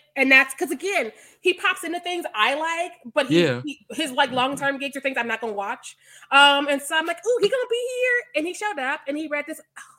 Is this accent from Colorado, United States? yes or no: no; Missouri, United States; I'm homeschooled from Missouri.